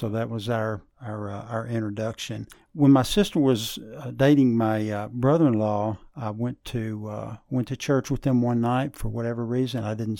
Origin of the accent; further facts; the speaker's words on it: Memphis, Tennessee, United States; this part of the state, they don't really claim Memphis, but that's my hometown. Grew up playing a lot of sports.